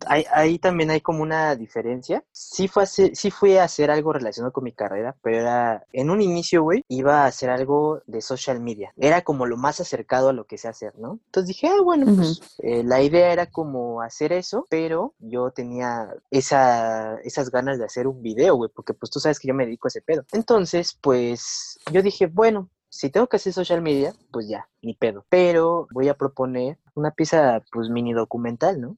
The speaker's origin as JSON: {"language": "Spanish", "region": "Mexico City", "country": "Mexico", "also_born_or_lived": "São Paulo, Brazil", "said": "soy de la Ciudad de México"}